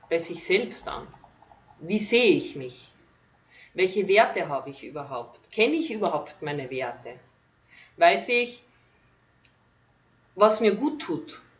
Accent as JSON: {"language": "German", "region": "Carinthia", "country": "Austria", "tie": "born or raised there", "said": "ich bin gebürtige Kärntnerin, komme aus Kalifornien von Österreich"}